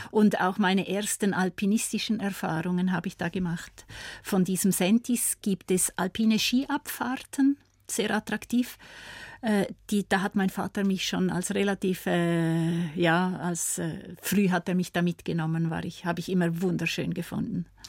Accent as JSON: {"language": "German", "region": "Appenzell Ausserrhoden", "country": "Switzerland", "tie": "born or raised there", "moved": "yes", "lives_now": "Graubünden, Switzerland", "said": "aufgewachsen bin ich ja im Kanton Appenzell. Appenzell-Ausserrhoden."}